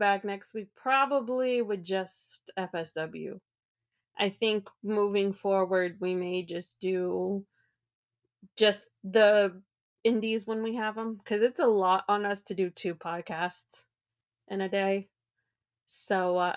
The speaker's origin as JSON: {"language": "English", "region": "Virginia", "country": "United States", "said": "I'm from Virginia"}